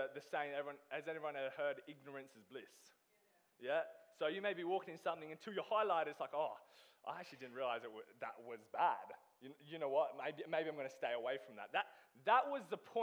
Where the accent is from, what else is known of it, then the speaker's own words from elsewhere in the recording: Australia; moved away as an adult; I am originally from Australia.